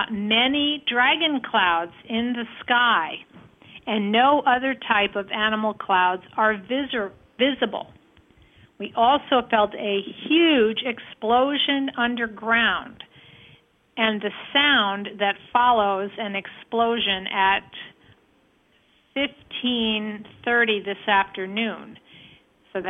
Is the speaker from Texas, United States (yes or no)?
no; Flushing, New York, United States; September 22nd, and starts here in New York, and there is an underground base in the East River by the UN in my hometown of Flushing, the original site of the UN, and also birthplace of religion.